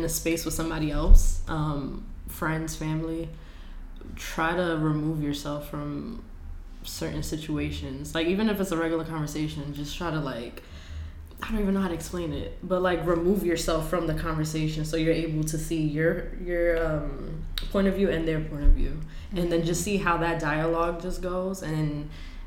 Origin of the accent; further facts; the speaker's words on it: New York City, New York, United States; I'm from the Bronx, born and raised.